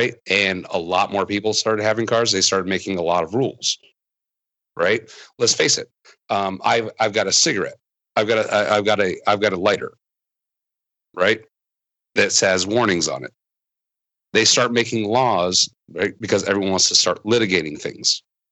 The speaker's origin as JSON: {"language": "English", "region": "Iowa", "country": "United States", "tie": "born or raised there", "moved": "yes", "lives_now": "Tennessee, United States", "said": "when I grew up in Iowa"}